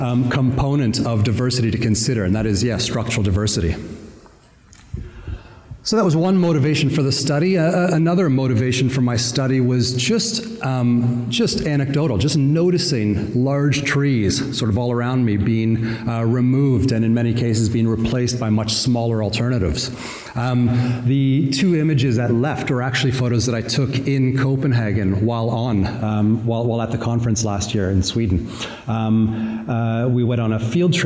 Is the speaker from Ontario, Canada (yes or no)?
yes; Southern Ontario, Canada; accent: Southern Ontario; now in New Zealand; I am from Canada originally. Obviously, I was introduced as being from New Zealand. That's where I traveled from. I arrived yesterday morning. You can tell by the accent, though, it's definitely not a Kiwi accent. It's not nearly as charming as Mark Robertson's accent. Just a plain old Southern Ontario accent.